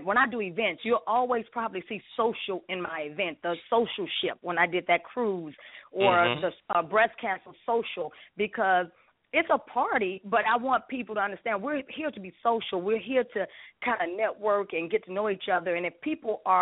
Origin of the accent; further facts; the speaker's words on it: Chicago, Illinois, United States; now in Atlanta, United States; I'm from the Shy.